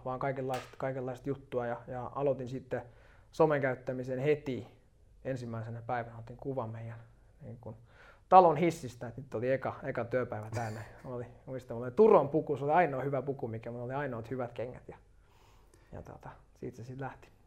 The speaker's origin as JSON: {"language": "Finnish", "town": "Turku", "region": "Southwest Finland", "country": "Finland", "tie": "born or raised there", "moved": "yes", "said": "mä oon Turusta alun perin kotoisin"}